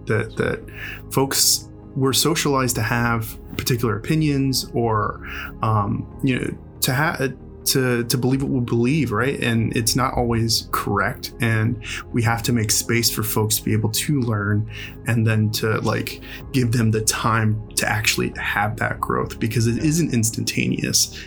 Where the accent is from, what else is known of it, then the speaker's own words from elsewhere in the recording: Houston, Texas, United States; also born or lived in upstate New York / Ohio; now in Austin, United States; I'm originally from Houston, Texas, and uh, you know I grew up, born and raised there, and uh, my family immigrated from Mexico